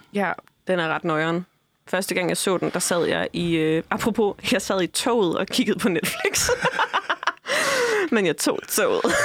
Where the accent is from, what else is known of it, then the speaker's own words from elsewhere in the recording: Funen, Southern Denmark, Denmark; moved away; Jeg får aldrig lov til at glemme, at jeg er fra Fyn.